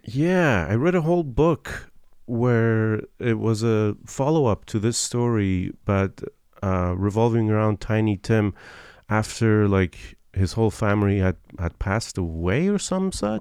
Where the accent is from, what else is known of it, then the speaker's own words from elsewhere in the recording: Iran; moved away; I'm from Iran